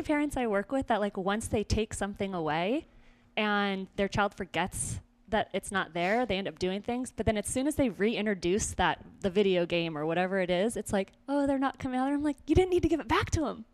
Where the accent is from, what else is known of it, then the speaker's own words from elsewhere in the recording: Weiser, Idaho, United States; moved away as an adult; also born or lived in Simi Valley, California / California; now in Greenville, United States; I was born in California, and then my family picked us up and moved to a very small town in Idaho